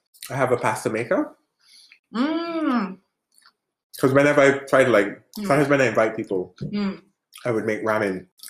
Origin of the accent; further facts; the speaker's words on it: Barbados; first language English; moved away as an adult; also born or lived in England; now in Denmark; I come from Barbados. I've lived in England for 6 years, and I moved to Denmark almost 5 years ago now.